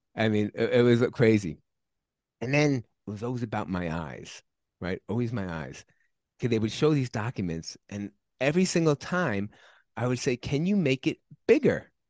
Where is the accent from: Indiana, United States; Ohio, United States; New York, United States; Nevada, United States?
New York, United States; moved away; I'm originally from New York